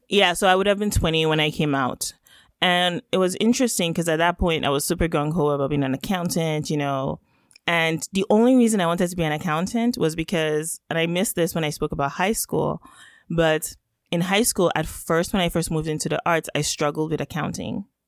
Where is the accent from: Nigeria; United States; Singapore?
Nigeria; first language Yoruba; English is a second language; now in Canada; I am Nigerian by birth. And of course, that's where I grew up